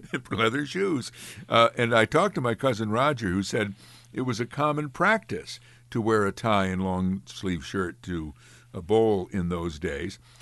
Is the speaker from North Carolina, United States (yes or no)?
no; Amsterdam, New York, United States; my hometown of Amsterdam